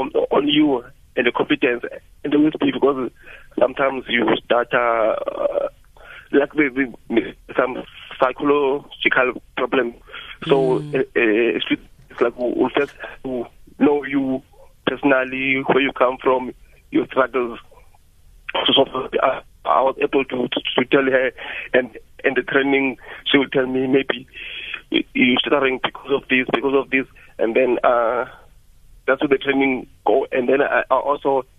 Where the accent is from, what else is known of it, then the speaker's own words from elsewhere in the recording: Cape Town, Western Cape, South Africa; I'm from Tolo in Eastern Cape, but I grew up in Cape Town, like in places like Lan, Lisha, Philippi.